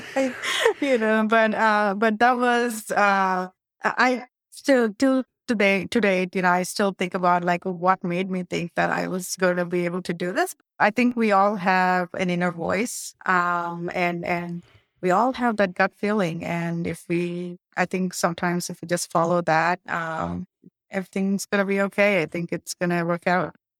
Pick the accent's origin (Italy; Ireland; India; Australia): India; moved away; I'm from India